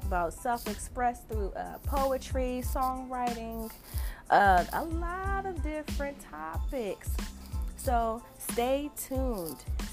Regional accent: New Jersey, United States; I was born and raised in New Jersey.

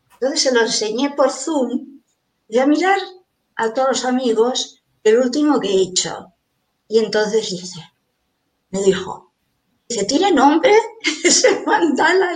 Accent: Barcelona, Catalonia, Spain; also born or lived in Caracas, Venezuela; Yo a los seis años ya estaba aquí

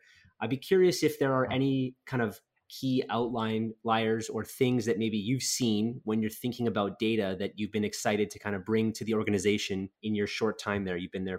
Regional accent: Winnipeg, Manitoba, Canada; from Winnipeg.

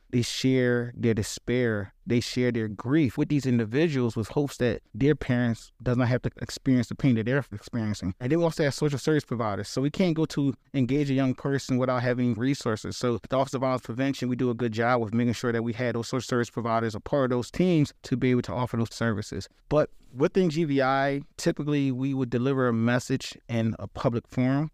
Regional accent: Philadelphia, Pennsylvania, United States; within the city of Philadelphia, I'm from Germantown.

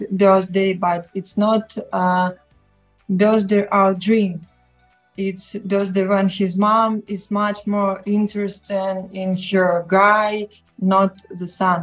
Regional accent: Novy Urgal, Khabarovsk Krai, Russia; English is a second language; moved away as an adult; also born or lived in Moscow, Russia; now in Kazakhstan; I'm from Far East Russia

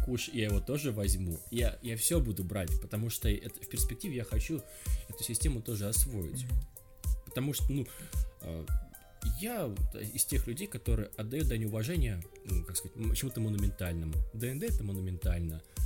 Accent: Magadan Oblast, Russia; я сам с Колымы, и, мы тоже там говорили зал

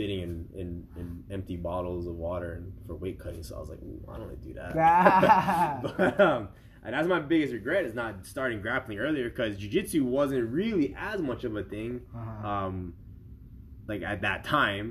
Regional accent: Hawaii, United States; I'm from Hawaii

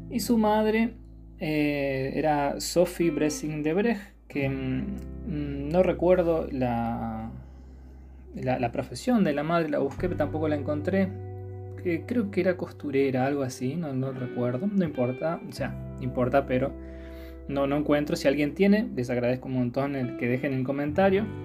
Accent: Córdoba, Argentina; also born or lived in Chaco / Corrientes; now in Buenos Aires, Argentina; Yo soy cordobés, pero viví en el Chaco y en Corrientes mucho tiempo, así que soy un poco más del NEA que de Córdoba. Ahora estoy viviendo en la ciudad autónoma de Buenos Aires.

